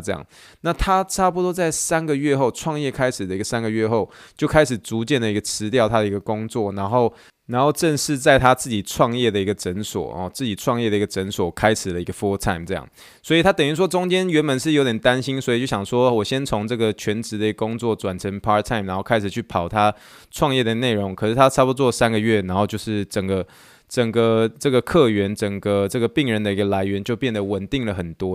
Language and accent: Chinese; Taiwan; moved away as an adult; also born or lived in Pittsburgh, United States; now in Houston, United States; I'm original from Taiwan，意思就是说我，我是从台湾来的